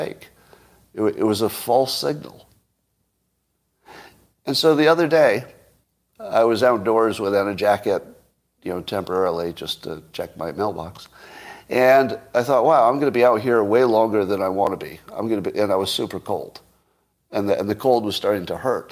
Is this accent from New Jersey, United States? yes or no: no; New York, United States; moved away; I grew up in New York